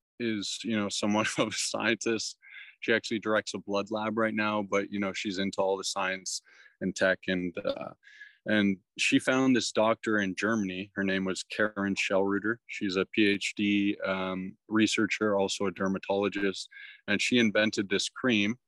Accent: Toronto, Ontario, Canada; I'm from Toronto

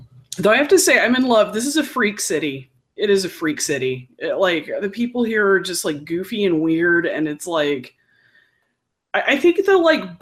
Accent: Texas, United States; accent: Texas; moved away; also born or lived in Dallas; I'm a hick from Texas

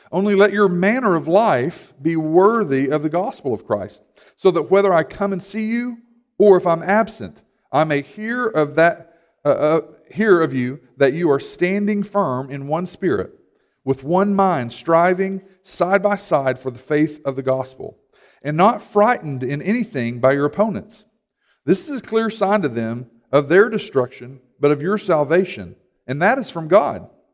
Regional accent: United States; we can identify more as American than we do with the gospel

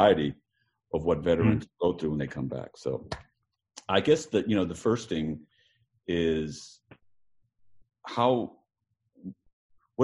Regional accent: Vietnam; moved away; I'm from Vietnam

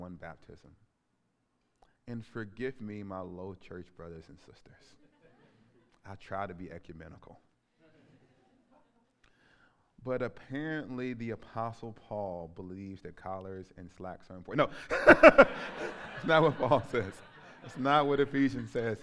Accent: Alabama, United States; moved away as an adult; also born or lived in Scotland; I grew up in Alabama in the shadow of Jim Crow

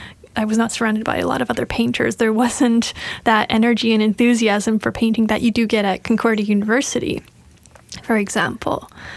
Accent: Montreal, Quebec, Canada; I'm from Montreal.

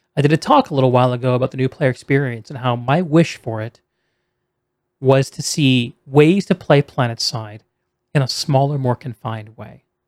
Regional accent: New England, United States; moved away; also born or lived in South Carolina; I grew up on the East Coast in Yankees land

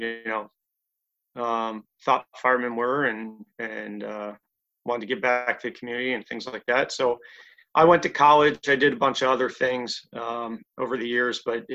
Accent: near Atlantic City, New Jersey, United States; I grew up in New Jersey, right next to Atlantic City

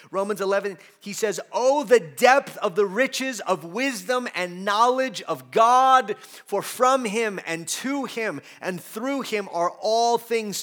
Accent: United States; we as American Christians

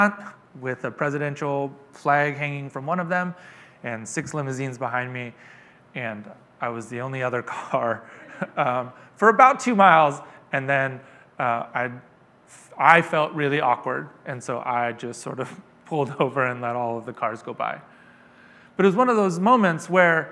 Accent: Stockton, California, United States; I'm from Stockton. It is a big city, but it is often a place that you stop along the way

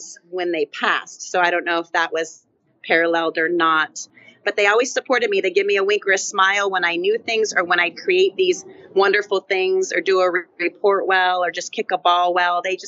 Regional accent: Fair Oaks, California, United States; I grew up in Fair Oaks, which some know, by the American River, but outside of Sac by about 20 or 30 miles

